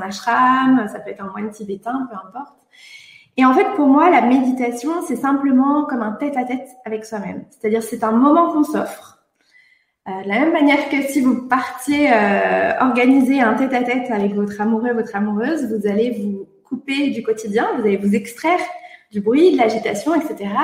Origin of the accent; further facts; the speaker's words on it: Brittany, France; je suis bretonne comme toi